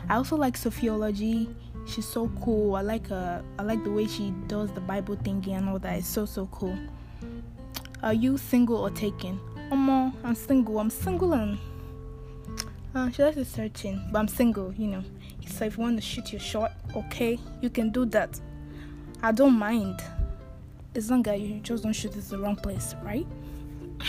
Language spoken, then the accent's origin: English; Ibadan, Oyo, Nigeria; now in Houston, United States; I grew up in Ibadan, in Oliole